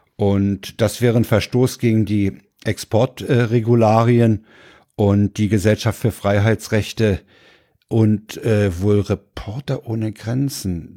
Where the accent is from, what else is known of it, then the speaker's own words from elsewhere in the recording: Berlin, Germany; ich war ja Berliner